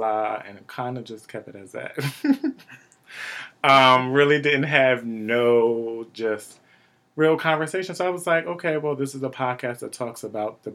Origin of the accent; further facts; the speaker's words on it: Wilmington, Delaware, United States; Born and raised in Wilmington, Delaware, like I am.